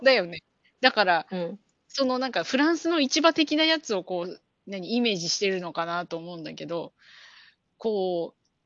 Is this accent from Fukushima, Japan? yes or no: no; Chiba, Japan; moved away as an adult; now in California, United States; 私の出身地の千葉県